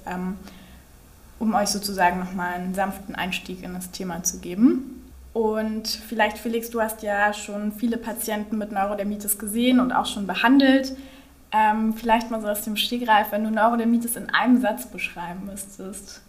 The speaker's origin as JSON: {"language": "German", "region": "Berlin", "country": "Germany", "tie": "born or raised there", "said": "Ich komme aus Berlin und ähm, bin hier groß geworden, bin sozusagen eine waschechte Berlinerin"}